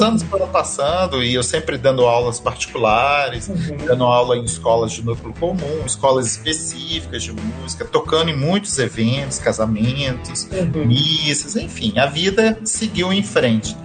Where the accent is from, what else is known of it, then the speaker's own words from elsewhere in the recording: Resende, Rio de Janeiro, Brazil; Eu sou da cidade de Resende, né? Uhum. No interior do Rio de Janeiro